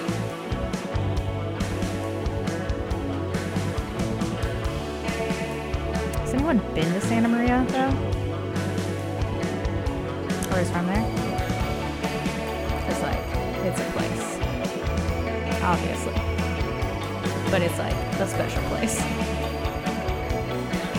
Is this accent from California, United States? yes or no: yes; Santa Maria, California, United States; now in San Francisco Bay Area, United States; I was in Santa Maria, which is where I'm from